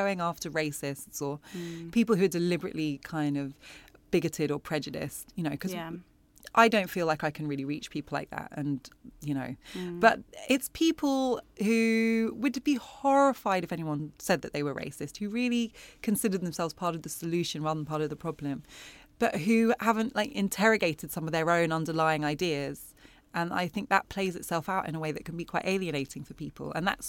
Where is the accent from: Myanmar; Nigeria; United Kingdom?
United Kingdom; Wimbledon, London; Like, there's a chapter about where I grew up in Wimbledon. And I think Wimbledon is a very English part of London.